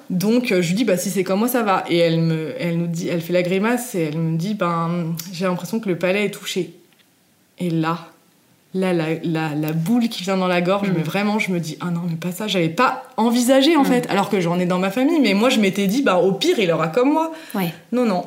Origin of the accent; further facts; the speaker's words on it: Savoie, Auvergne-Rhône-Alpes, France; also born or lived in Normandy; Je suis arrivée en Savoie quand j'avais 4 ans